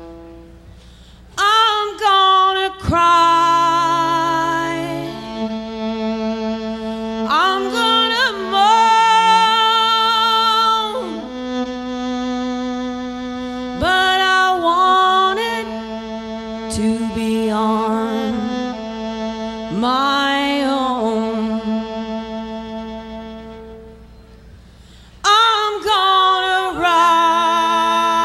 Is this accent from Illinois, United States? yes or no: no; Seattle, Washington, United States; in my hometown of Seattle